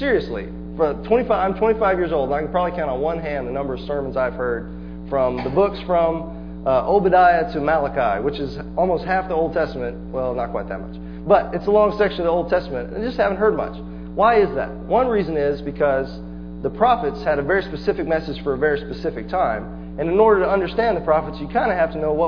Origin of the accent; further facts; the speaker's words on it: Palestine, Texas, United States; I'm a hometown boy. I grew up in Palestine.